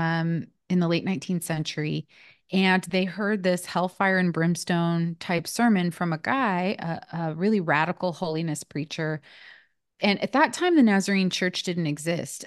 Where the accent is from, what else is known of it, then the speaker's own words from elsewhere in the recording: West Coast, United States; moved away as an adult; also born or lived in Nashville, Tennessee; I'm from the West Coast